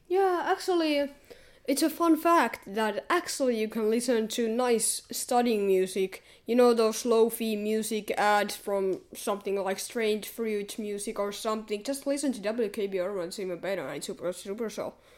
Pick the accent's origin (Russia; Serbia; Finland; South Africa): Finland; we are from Finland